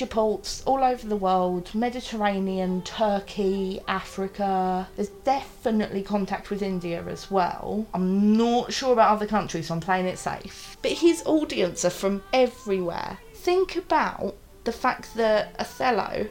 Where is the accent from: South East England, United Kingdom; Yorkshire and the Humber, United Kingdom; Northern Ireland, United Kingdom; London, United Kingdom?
London, United Kingdom; my London identity is, like, go for a curry, isn't it awesome, we all hate the tube, you know, like, we're all just Londoners